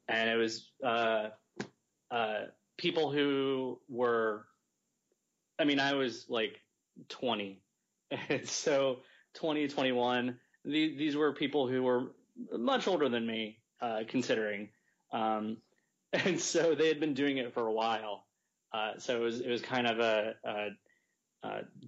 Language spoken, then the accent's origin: English; Greensboro, North Carolina, United States; moved away as an adult; now in New York, United States; I'm actually from Greensboro